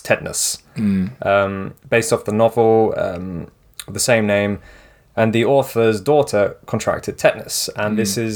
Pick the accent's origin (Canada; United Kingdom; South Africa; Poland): United Kingdom; England; when I was a kid in England